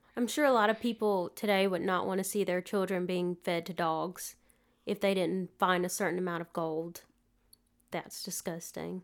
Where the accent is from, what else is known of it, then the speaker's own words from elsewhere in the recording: Prattville, Alabama, United States; I grew up in, uh, Prattville